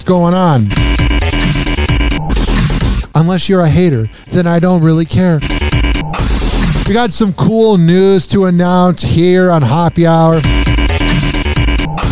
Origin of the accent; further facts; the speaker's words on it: Chicago, Illinois, United States; moved away; I'm from Chicago